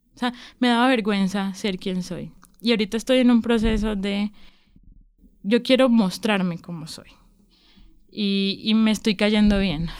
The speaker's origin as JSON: {"language": "Spanish", "town": "Barranquilla", "region": "Atlántico", "country": "Colombia", "moved": "yes", "lives_now": "Medellín, Colombia", "said": "soy de Barranquilla, vivo en Medellín hace 12 años aproximadamente"}